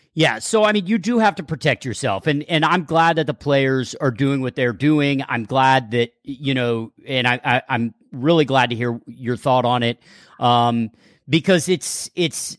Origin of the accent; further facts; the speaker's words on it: Texas, United States; moved away; growing up in Texas